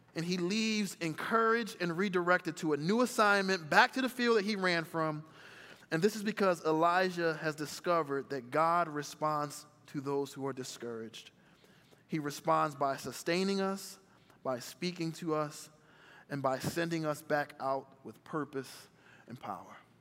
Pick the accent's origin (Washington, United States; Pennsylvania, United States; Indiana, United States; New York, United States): Pennsylvania, United States; Philadelphia; also born or lived in Chicago; I was born in Chicago, but I grew up in Philadelphia in a single parent home.